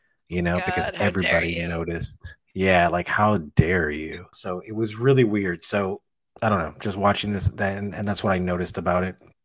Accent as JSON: {"language": "English", "town": "Miami", "region": "Florida", "country": "United States", "tie": "born or raised there", "also_born_or_lived": "Kendall, Miami", "said": "I was raised in Little Havana. Little Havana is like the Cuban ghetto in Miami. So I was raised there."}